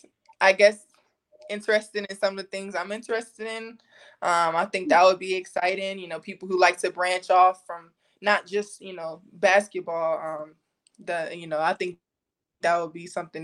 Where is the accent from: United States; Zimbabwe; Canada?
United States; Washington, District of Columbia; DC is my hometown